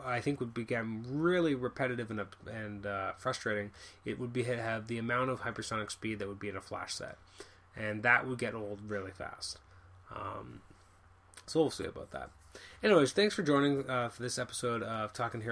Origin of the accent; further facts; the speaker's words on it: Canada; I'm from Canada